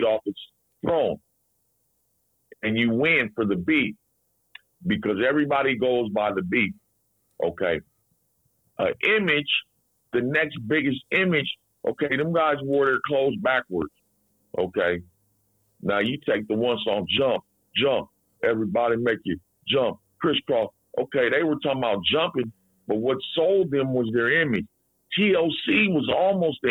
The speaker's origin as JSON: {"language": "English", "town": "Seattle", "region": "Washington", "country": "United States", "tie": "born or raised there", "said": "I grew up mostly in the South End"}